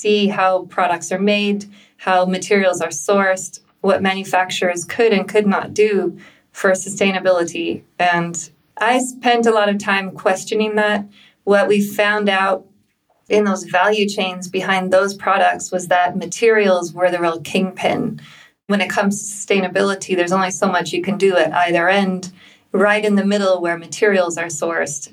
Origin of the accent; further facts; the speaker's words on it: United States; moved away as an adult; also born or lived in London, United Kingdom; now in Berlin, Germany; I'm American.